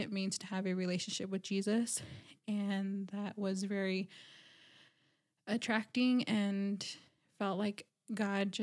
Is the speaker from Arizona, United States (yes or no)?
yes; Dennehotso, Arizona, United States; moved away as an adult; also born or lived in Navajo Nation reservation; now in Flagstaff, United States; I'm from Denahotso, Arizona, just 30 minutes from Kianta, another 30 minutes of the Four Corners, and originally grew up there and moved out to Flagstaff